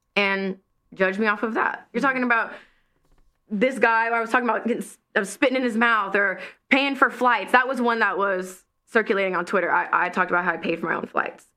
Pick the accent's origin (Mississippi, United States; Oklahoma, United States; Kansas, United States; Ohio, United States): Mississippi, United States; Ocean Springs; moved away; I'm a girl from Ocean Springs, Mississippi